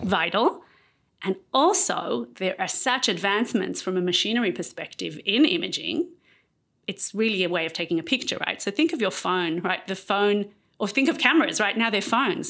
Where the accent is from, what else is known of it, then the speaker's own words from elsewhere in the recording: Israel; also born or lived in Australia; I married Aliyah when I was eight, and I grew up in Israel.